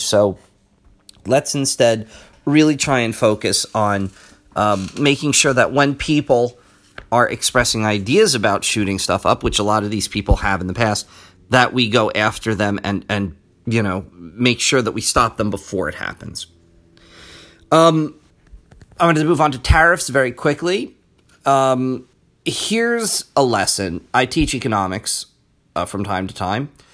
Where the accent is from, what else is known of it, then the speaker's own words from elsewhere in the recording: United States; as an American